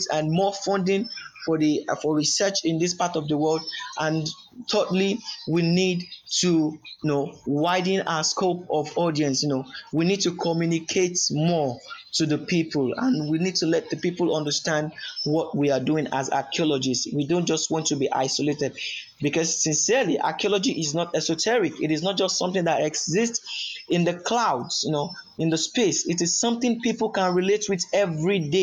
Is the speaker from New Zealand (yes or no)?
no; Yorubaland, Nigeria; I am from the Yoruba ethnic group of Nigeria